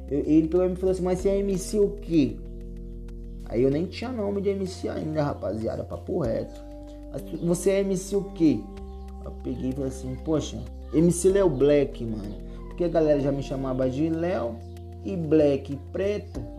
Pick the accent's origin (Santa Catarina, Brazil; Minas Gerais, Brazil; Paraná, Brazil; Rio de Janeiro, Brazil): Minas Gerais, Brazil; Berilo; now in São Paulo, Brazil; Quando você sai de uma cidade pequena, a minha cidade tem, hoje, não tem 15. A minha cidade natal, Berilo, não tem 15 mil habitantes. É uma cidade muito pequena em questão de emprego, de desenvolvimento, de recursos